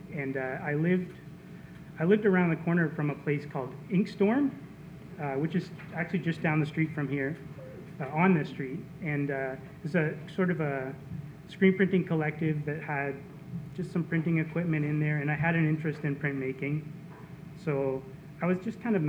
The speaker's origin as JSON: {"language": "English", "region": "New Brunswick", "country": "Canada", "tie": "born or raised there", "also_born_or_lived": "Halifax, Nova Scotia", "moved": "yes", "said": "I grew up in Rosse, New Brunswick, about 4 hours from here."}